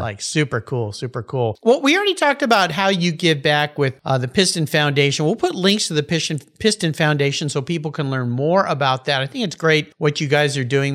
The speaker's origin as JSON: {"language": "English", "region": "West Coast", "country": "United States", "tie": "born or raised there", "said": "I grew up in the West Coast"}